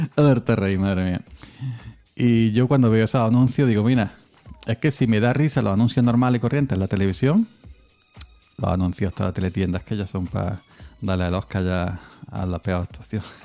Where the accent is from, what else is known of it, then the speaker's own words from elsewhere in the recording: Córdoba, Andalusia, Spain; Aquí en mi pueblo de, Córdoba